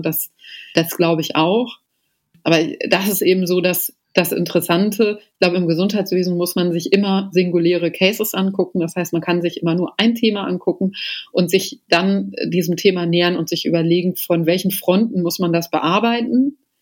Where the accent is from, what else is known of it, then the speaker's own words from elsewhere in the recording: Germany; also born or lived in Potsdam / Athens; bei uns in Deutschland